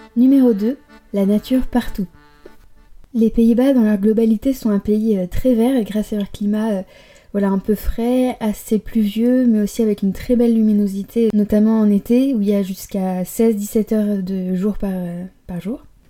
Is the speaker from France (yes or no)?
yes; Paris, Île-de-France, France; moved away as an adult; also born or lived in Barcelona; now in Amsterdam, Netherlands; je suis née à Paris et j'ai vécu euh, dans la région parisienne à peu près jusqu'à mes 20 ans